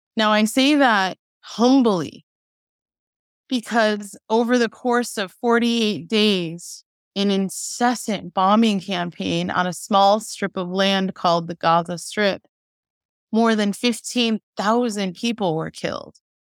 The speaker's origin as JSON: {"language": "English", "town": "Chicago", "region": "Illinois", "country": "United States", "tie": "born or raised there", "said": "I was born in Chicago"}